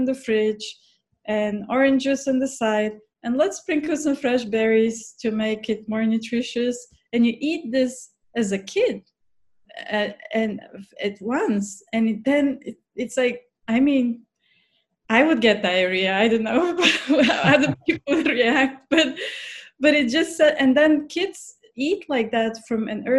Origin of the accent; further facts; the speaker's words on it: Bulgaria; moved away; I'm from Bulgaria